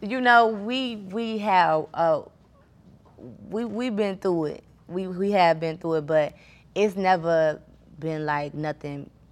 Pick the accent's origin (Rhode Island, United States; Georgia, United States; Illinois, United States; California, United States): Illinois, United States; Chicago; I'm like from Chicago